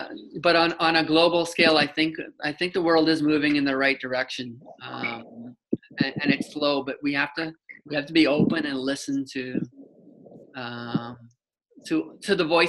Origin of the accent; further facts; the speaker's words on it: Canada; being Canadian